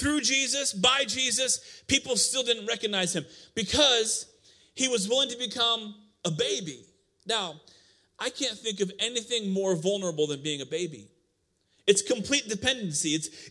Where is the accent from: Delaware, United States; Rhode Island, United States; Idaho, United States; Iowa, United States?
Iowa, United States; moved away; I came from Iowa